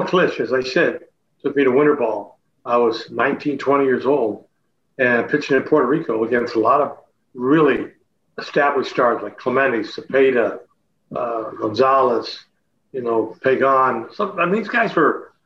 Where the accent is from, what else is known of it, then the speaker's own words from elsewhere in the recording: Chatham, Ontario, Canada; moved away as an adult; my hometown, Chatham